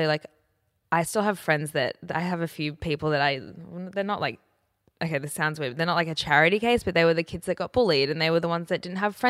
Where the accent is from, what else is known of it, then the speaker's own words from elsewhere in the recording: Brisbane, Queensland, Australia; I grew up in Brisbane